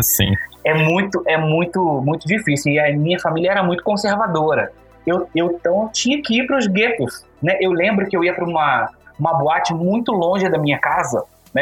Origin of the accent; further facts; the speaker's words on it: Rio de Janeiro, Brazil; moved away as an adult; now in Brasília, Brazil; eu sou do Carioca também, mas moro há 11 anos em Brasília. Então a minha vida adolescente, praticamente até os meus 27 anos, eu vivi no Rio de Janeiro